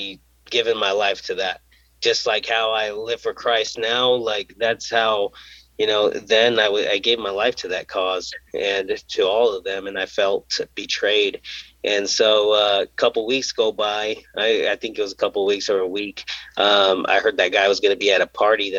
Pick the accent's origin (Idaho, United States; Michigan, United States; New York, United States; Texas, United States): Idaho, United States; Caldwell; also born or lived in Indio, California; I'm from Caldwell